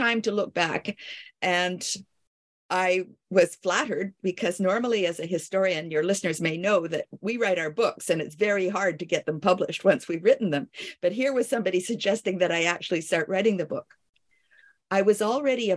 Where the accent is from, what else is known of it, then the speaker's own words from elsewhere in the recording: Canada; also born or lived in Paris, France / Kingston, Ontario; I am a Canadian